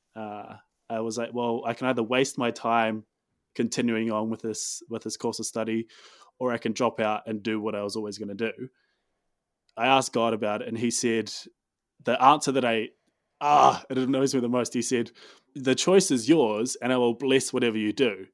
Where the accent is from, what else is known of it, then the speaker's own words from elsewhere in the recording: Dunedin, Otago, New Zealand; moved away as an adult; also born or lived in Christchurch, New Zealand; now in Auckland, New Zealand; I'm from Dunedin. Uh, spent most of my time as a kid growing up, um, Dunedin and further south.